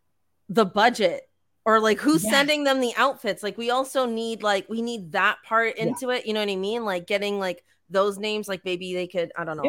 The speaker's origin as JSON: {"language": "English", "country": "Canada"}